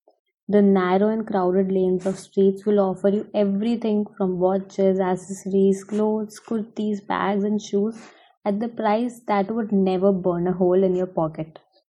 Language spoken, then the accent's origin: English; Delhi, India; now in Gurgaon, India; as I live in Gurgaon and I was born in Delhi.